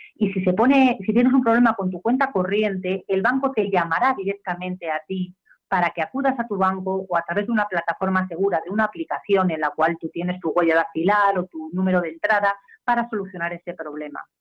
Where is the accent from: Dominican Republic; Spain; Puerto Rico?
Spain; soy española